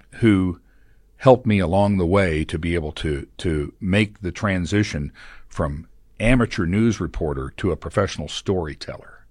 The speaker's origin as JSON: {"language": "English", "town": "Tulsa", "region": "Oklahoma", "country": "United States", "tie": "born or raised there", "moved": "yes", "said": "I'm a native of Tulsa. I was born in Tulsa."}